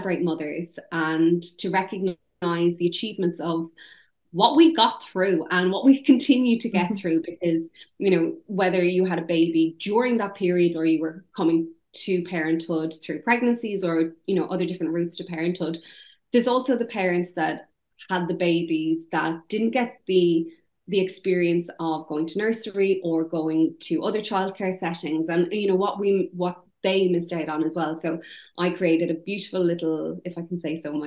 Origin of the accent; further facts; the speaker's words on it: Ireland; accent: Irish; now in United Kingdom; my Irish accent